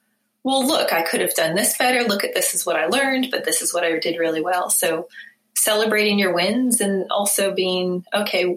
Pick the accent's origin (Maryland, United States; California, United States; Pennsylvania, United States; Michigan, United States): California, United States; Bay Area; moved away as an adult; also born or lived in New Zealand; now in Eugene, United States; I'm from the Bay Area